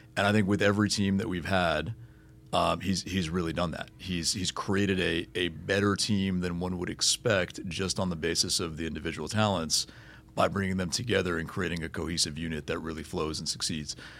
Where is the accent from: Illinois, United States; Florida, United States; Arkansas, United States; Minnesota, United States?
Florida, United States; Miami; native South Floridian and from you know from Miami and growing up on Miami Heat basketball